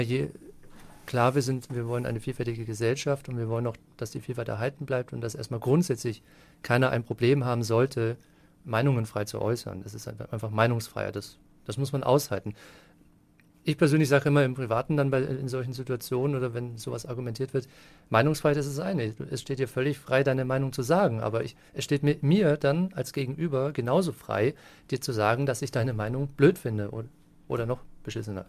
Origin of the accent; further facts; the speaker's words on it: Wiesentheid, Bavaria, Germany; moved away as an adult; also born or lived in Würzburg / Erlangen / Munich; now in Fürth, Germany; eigentlich gebürtiger Unterfranke. Also in Würzburg geboren und in Wiesentheit aufgewachsen, in der schönen Mainschleife